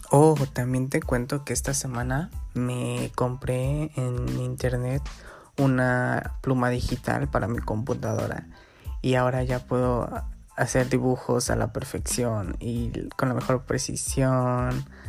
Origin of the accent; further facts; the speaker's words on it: Guerrero, Mexico; aquí estoy en mi pueblito, en Guerrero